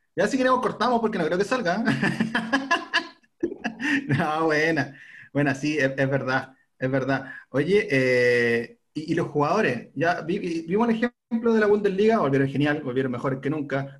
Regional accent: Chile; uno como chileno

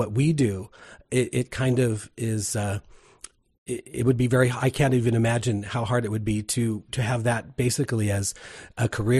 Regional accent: Midwest, United States; we're from the Midwest

